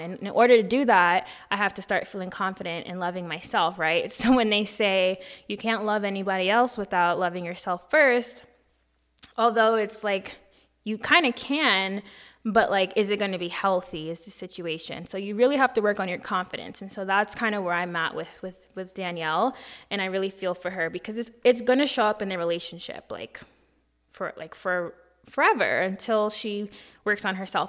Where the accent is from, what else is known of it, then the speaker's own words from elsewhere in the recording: United States; I am from America